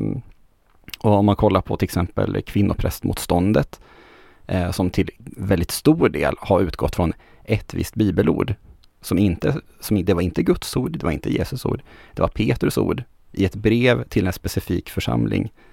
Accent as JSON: {"language": "Swedish", "region": "Västernorrland County", "country": "Sweden", "also_born_or_lived": "Örnsköldsvik", "moved": "as an adult", "lives_now": "Gothenburg, Sweden", "said": "som ångermanlänning som, som jag är, så är jag ju van det, det är ganska mycket frikyrkligt eh, hos, hos oss, får jag väl säga fortfarande oss, även om jag inte har bott där på 12 år"}